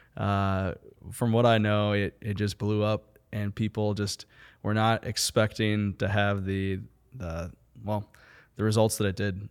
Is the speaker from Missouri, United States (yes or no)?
yes; St. Louis, Missouri, United States; now in Kansas City, United States; originally from Kansas City, from Saint Louis.